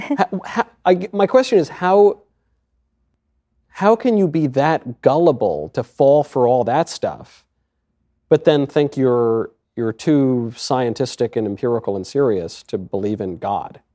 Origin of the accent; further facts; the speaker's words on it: Westchester, New York, United States; I grew up in Westchester